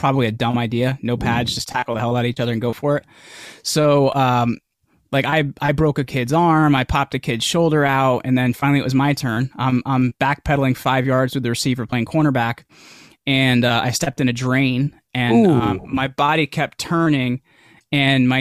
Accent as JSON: {"language": "English", "region": "New Jersey", "country": "United States", "said": "I'm from New Jersey"}